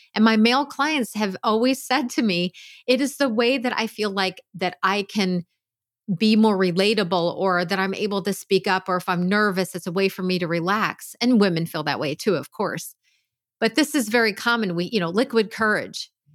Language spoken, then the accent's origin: English; Pennsylvania, United States; I grew up in Pennsylvania